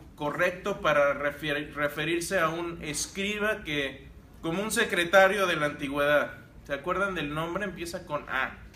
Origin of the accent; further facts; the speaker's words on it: Querétaro, Mexico; moved away; also born or lived in Monterrey, Mexico; Yo soy queretano, pero viví en Monterrey.